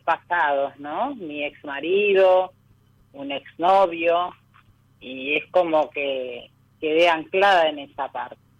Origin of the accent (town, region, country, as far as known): San Isidro, Buenos Aires Province, Argentina